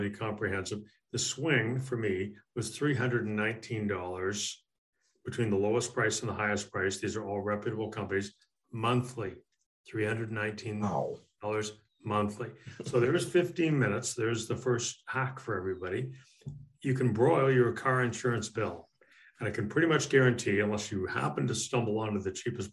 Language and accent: English; Canada; moved away as an adult; now in United States; In my native Canada